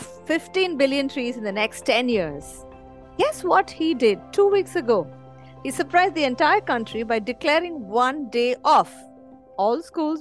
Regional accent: India; I'm from India

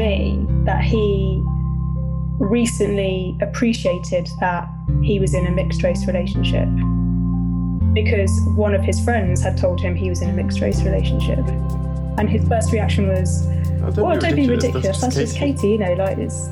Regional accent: Bedford, East of England, United Kingdom; growing up in Bedford, which was, well, when I was growing up, was a predominantly white area

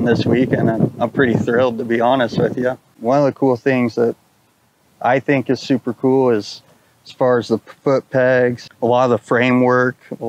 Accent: New Braunfels, Texas, United States; I'm from New Braunfels, Texas

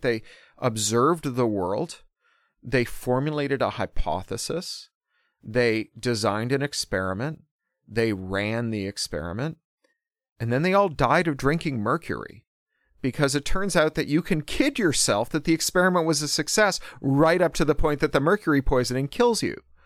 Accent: Toronto, Ontario, Canada; I grew up specifically in Toronto in the nineteen eighties

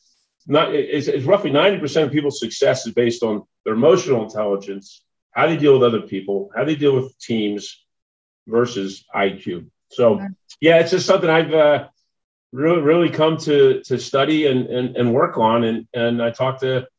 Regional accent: Philadelphia, Pennsylvania, United States; I'm from Philadelphia originally, so I graduated from Drexel University in Philadelphia

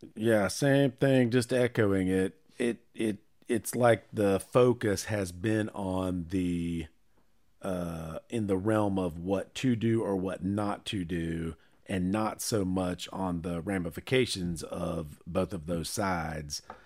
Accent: Charlotte, North Carolina, United States; I was born in Presbyterian Hospital on Seventh Street in downtown Charlotte

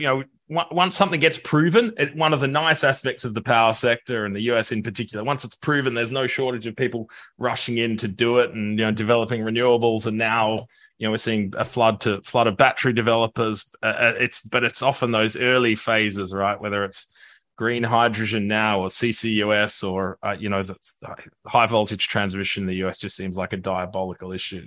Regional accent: Australia; moved away; my home country of Australia

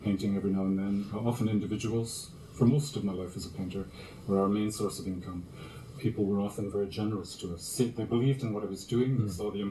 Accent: Canada; I kept thinking of myself as a Canadian, which I am.

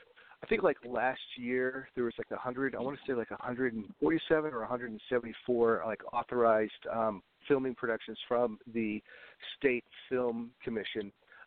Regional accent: New Hampshire, United States; born there; also born or lived in New York / Wisconsin / Tennessee / Italy; I was born in the New England states, New Hampshire. I've lived in upstate New York. I've lived in Wisconsin, Tennessee.

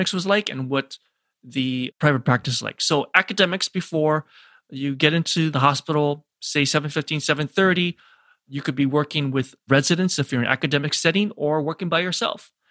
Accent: Hawaii, United States; moved away as an adult; also born or lived in St. Louis / Denver / New York; my background is born and raised in Hawaii.

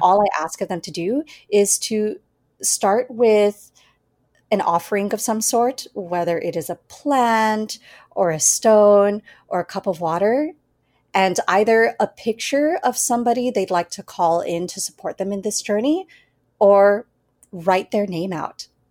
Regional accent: United States; being born and raised in the United States

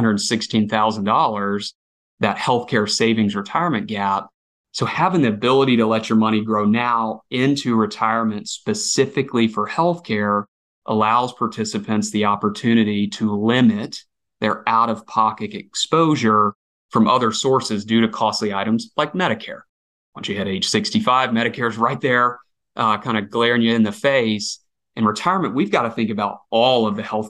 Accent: Alabama, United States; I'm born and raised in Alabama

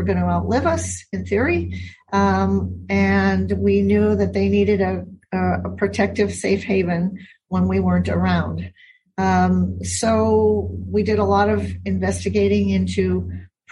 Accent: Milwaukee, Wisconsin, United States; moved away as an adult; now in Hawaii, United States; I happened to have been born and raised in Wisconsin.

